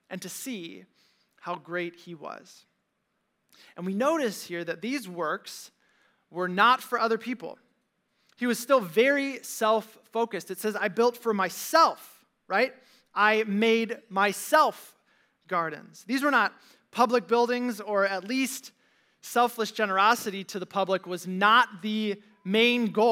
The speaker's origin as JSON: {"language": "English", "town": "Valparaiso", "region": "Indiana", "country": "United States", "said": "my friends from Valpo High"}